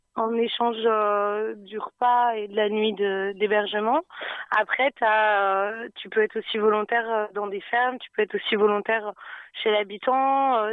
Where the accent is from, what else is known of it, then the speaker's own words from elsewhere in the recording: Nantes, Pays de la Loire, France; also born or lived in Dubai; je suis de Nantes